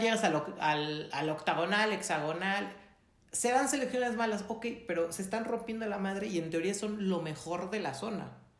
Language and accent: Spanish; Mexico; ¿por qué nací en México?